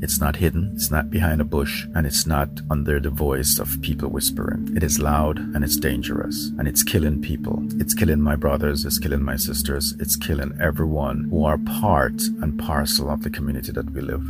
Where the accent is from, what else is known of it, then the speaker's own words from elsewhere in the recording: Jamaica; moved away as an adult; now in United States; I'm an Indian Jamaican who have been living in the United States for the last 25 years. I am a U.S. naturalized citizen.